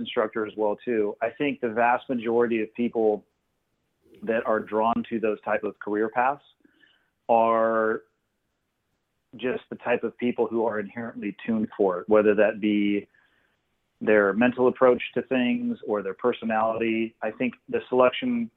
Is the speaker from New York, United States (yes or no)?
no; Santa Cruz, California, United States; 16, 17, 18 year old kid growing up in Santa Cruz hanging out on the beach